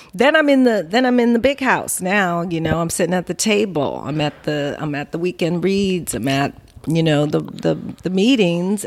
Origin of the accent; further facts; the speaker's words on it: Los Angeles, California, United States; also born or lived in New Orleans; I was raised in L A at LACMA, near LACMA, um, in the, uh, you know, sixties, seventies